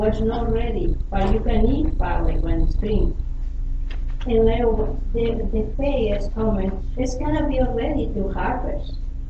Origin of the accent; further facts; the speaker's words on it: Spain; moved away; I grew up in agriculture in Spain